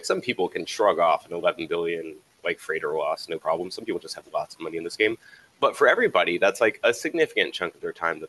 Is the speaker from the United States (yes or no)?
yes; the South, United States; I'm from the South, so I've never been cow tipping, but I know about it.